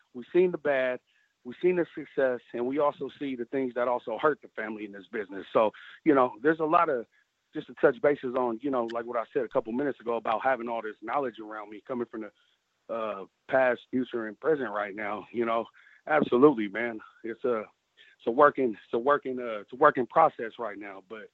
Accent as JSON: {"language": "English", "town": "Sacramento", "region": "California", "country": "United States", "tie": "born or raised there", "also_born_or_lived": "San Francisco, California", "said": "I'm actually grew up in Sacramento, California, about an hour and 30 minutes away."}